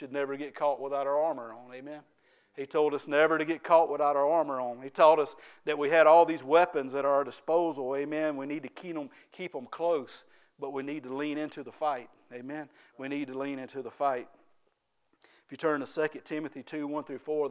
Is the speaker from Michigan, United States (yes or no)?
no; Ware Shoals, South Carolina, United States; I'm from Ware Shoals and I talk a little bit different than most people.